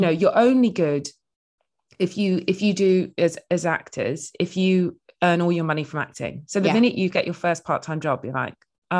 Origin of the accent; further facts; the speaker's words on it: England, United Kingdom; I was like, oh, I'm from the Midlands. And it just didn't seem like a thing that they got.